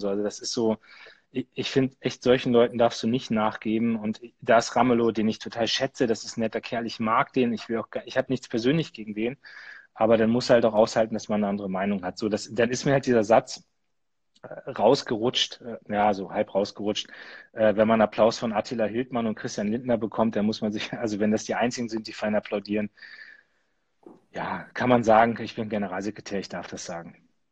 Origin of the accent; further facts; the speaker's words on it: Lower Saxony, Germany; bei uns in Niedersachsen